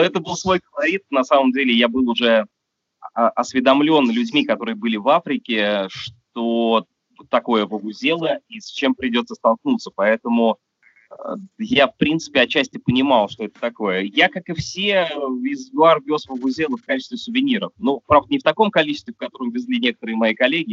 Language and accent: Russian; Russia; у меня на родине